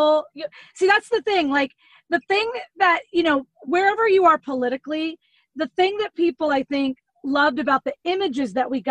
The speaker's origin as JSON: {"language": "English", "region": "Florida", "country": "United States", "tie": "born or raised there", "said": "growing up in Florida"}